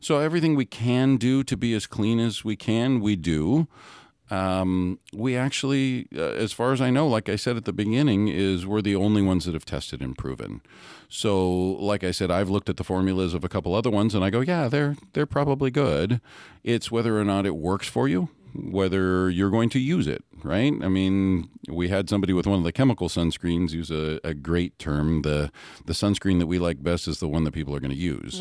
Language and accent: English; Hawaii, United States; I grew up in Hawaii